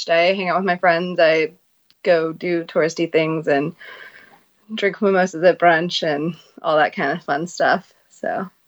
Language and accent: English; Oklahoma, United States; now in Washington, D.C., United States; I'm from Oklahoma, but now I live in Washington, D.C.